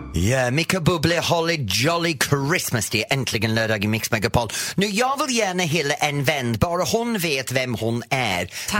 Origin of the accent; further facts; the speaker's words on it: England, United Kingdom; Swedish is a second language; now in Sweden; Jag kommer från England.